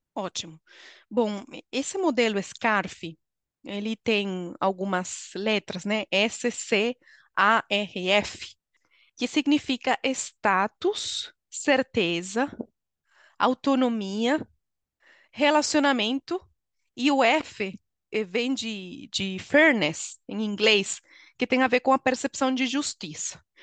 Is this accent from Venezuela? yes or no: yes; Venezuela; Portuguese is a second language; moved away as an adult; now in Brazil; Sou venezuelana, moro no Brasil há 13 anos